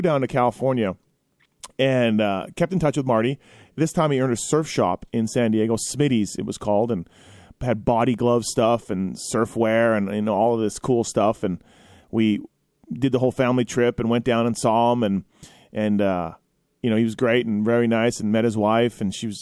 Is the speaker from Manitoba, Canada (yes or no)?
yes; Manitoba, Canada; Growing up in Manitoba